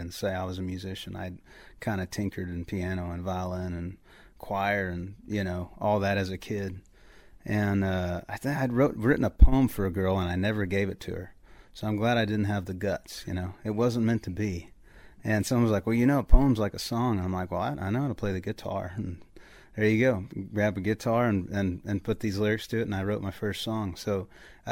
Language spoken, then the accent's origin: English; Central Texas, United States; I am from Texas. I grew up in Central Texas, about an hour northeast of Austin, Texas, so right in the middle